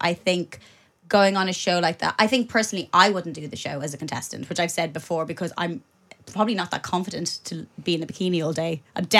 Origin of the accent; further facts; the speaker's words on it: Ireland; But for me … growing up in Ireland, in 90s Ireland, she was everything.